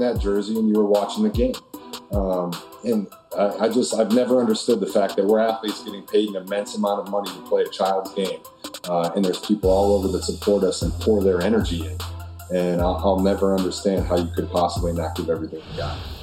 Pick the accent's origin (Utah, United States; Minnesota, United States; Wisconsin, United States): Wisconsin, United States; I grew up in Wisconsin